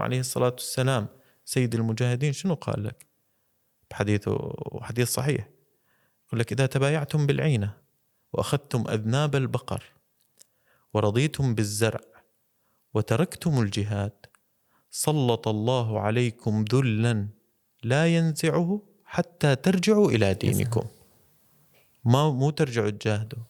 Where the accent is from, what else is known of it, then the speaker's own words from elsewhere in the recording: Syria; عندنا بسوريا